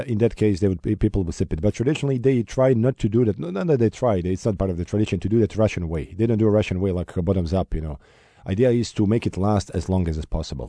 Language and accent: English; Sarajevo, Federation of Bosnia and Herzegovina, Bosnia & Herzegovina; Sarajevo, my hometown